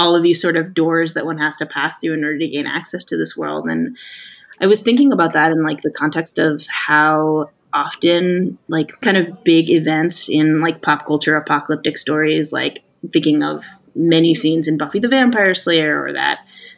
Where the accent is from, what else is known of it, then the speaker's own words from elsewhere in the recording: Manchester, North West England, United Kingdom; We don't know, I'm from Manchester.